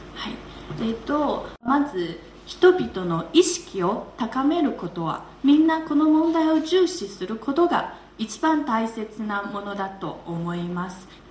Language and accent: Japanese; Wuhan, Hubei, China; Japanese is a second language; moved away as an adult; now in Beijing, China; 私のふるさと武漢の方言はスピードも速く